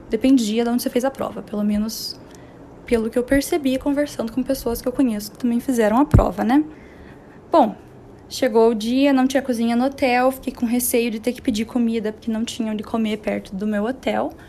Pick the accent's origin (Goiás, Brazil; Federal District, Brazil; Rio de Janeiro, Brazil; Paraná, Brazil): Paraná, Brazil; Curitiba; moved away as an adult; now in São Paulo, Brazil; Eu sou de Curitiba